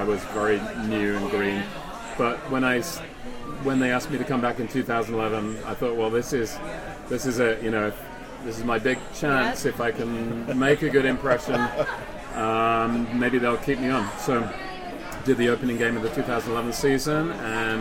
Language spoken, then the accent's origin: English; United Kingdom; accent: British; now in Seattle, United States; being a British voiceover guy here